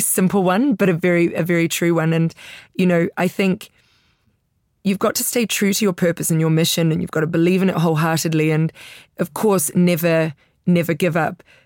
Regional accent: Italy; also born or lived in New York; now in London, United Kingdom; growing up in Italy.

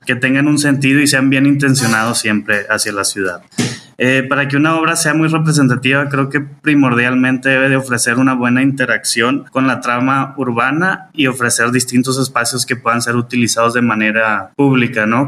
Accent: Monterrey, Nuevo León, Mexico; soy orgullosamente regio

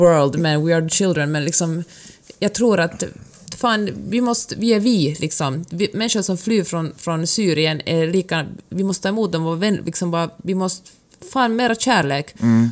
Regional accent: Finland; now in Sweden; jag är ju född och uppvuxen i, i Finland

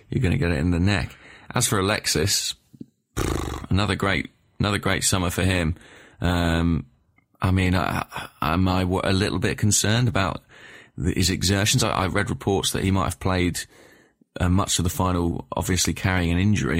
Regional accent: England, United Kingdom; as an Englishman

